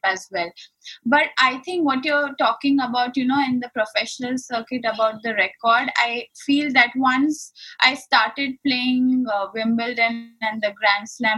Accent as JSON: {"language": "English", "town": "Ahmedabad", "region": "Gujarat", "country": "India", "tie": "born or raised there"}